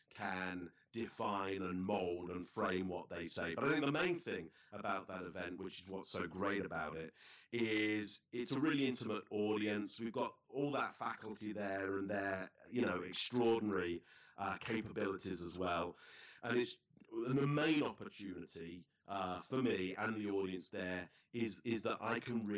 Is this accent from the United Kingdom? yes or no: yes; England, United Kingdom; now in Toronto, Canada; as a British kid, an English kid